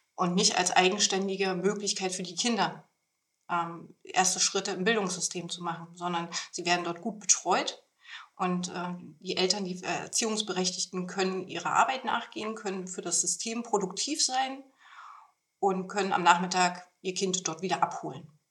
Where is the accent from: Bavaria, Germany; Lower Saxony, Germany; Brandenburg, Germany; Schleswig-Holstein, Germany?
Brandenburg, Germany; Potsdam; moved away as an adult; also born or lived in Thuringia; Ich bin äh, gebürtige Brandenburgerin, äh, komme also ursprünglich aus Potsdam.